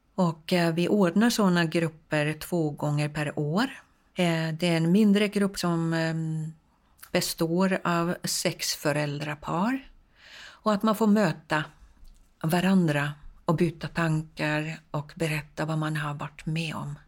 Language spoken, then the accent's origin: Swedish; Finland; now in Sweden; jag kommer från Finland